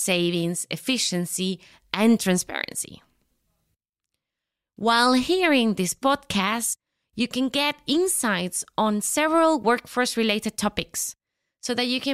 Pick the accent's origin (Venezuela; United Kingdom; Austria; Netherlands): Venezuela; moved away as an adult; now in Switzerland; I'm coming from Venezuela. Have been living in Switzerland for 19 years.